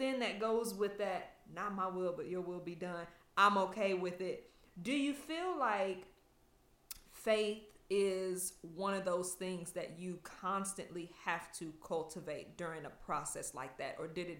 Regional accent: Kansas City, Kansas, United States; I grew up in Kansas City. So mm-hmm. Kansas City, Kansas, the best area.

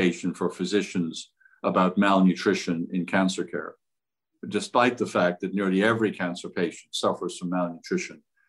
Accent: Ireland; also born or lived in Cleveland; now in United States; I grew up in Ireland

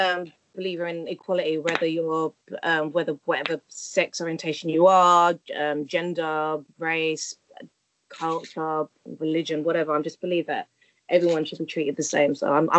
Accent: London, United Kingdom; I grew up in Walthamstow, very diverse. I went to a Catholic school

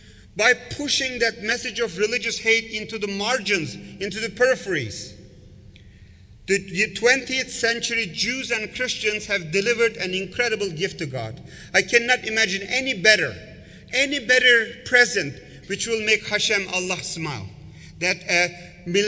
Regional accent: Istanbul, Turkey; now in United States; I grew up in Istanbul. I'm a Turkish origin. I grew up in Turkey

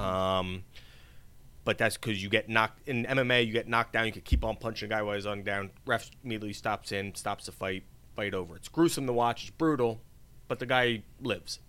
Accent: Easton, Pennsylvania, United States; my hometown of Easton, Pennsylvania

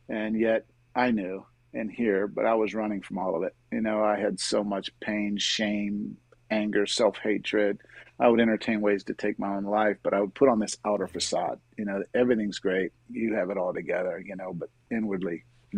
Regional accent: Miami, Florida, United States; also born or lived in Pittsburgh, Pennsylvania / Jacksonville, Florida; I grew up in Miami

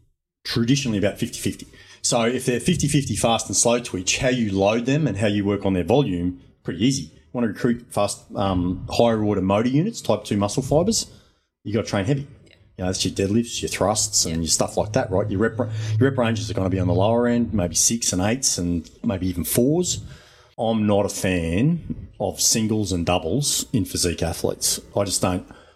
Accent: Chinchilla, Queensland, Australia; I'm from Chinchilla, Western Queensland

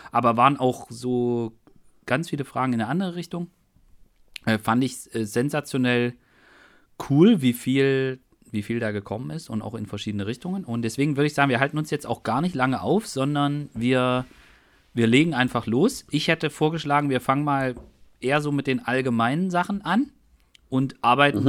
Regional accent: Germany; ich bin ja in der DDR aufgewachsen

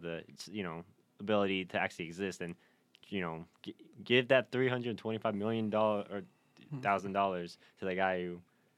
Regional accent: Reno, Nevada, United States; Yeah, and growing up in Reno, definitely

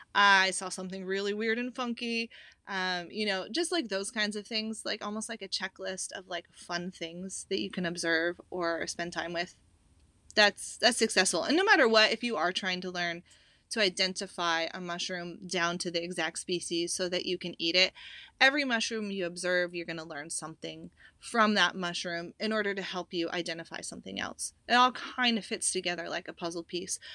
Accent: Pacific Northwest, United States; I grew up in the Pacific Northwest, hiking, hunting, backpacking

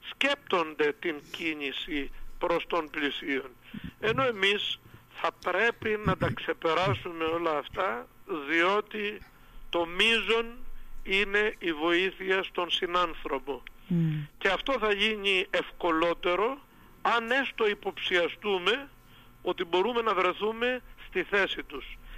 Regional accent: Greece; αυτή η ανθρωπιστική διάθεση που έχουμε ως Έλληνες και ως Ορθόδοξοι εμείς

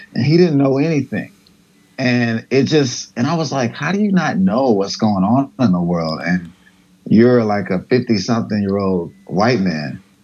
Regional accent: United States; I grew up in America

